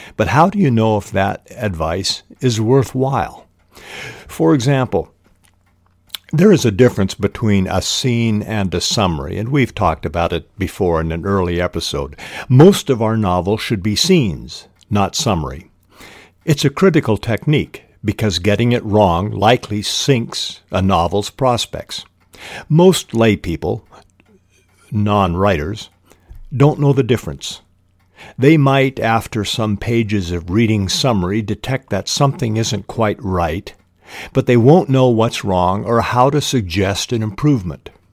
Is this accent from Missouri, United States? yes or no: no; Spokane, Washington, United States; I was raised in Spokane, Washington, the Lilac City